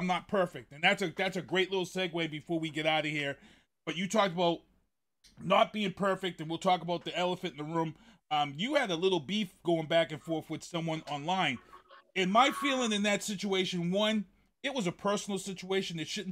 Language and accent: English; Boston, Massachusetts, United States; moved away; also born or lived in Brockton, Massachusetts; I grew up in Mission Hill. My dad moved us out here in 78